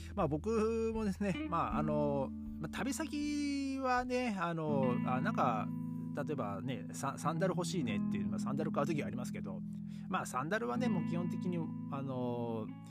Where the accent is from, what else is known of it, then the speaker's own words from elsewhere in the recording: Japan; moved away as an adult; now in Europe; 日本に帰った時にですね僕の地元